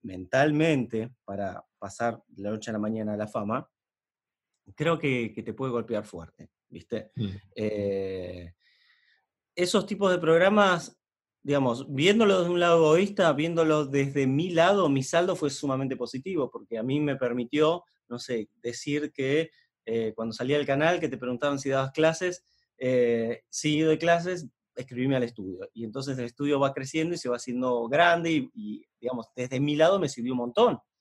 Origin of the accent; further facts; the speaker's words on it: Neuquén, Argentina; yo soy de Noquén